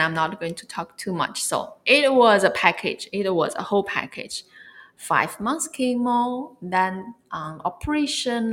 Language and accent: English; China; moved away as an adult; also born or lived in Barcelona, Spain / California, United States / Merida, Mexico; I'm originally from China. I was born in China and raised up in China, and then I went to Europe to uh, for my study